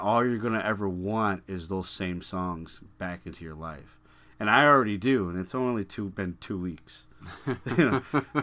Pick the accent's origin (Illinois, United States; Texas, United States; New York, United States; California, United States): Illinois, United States; Chicago; growing up in Chicago.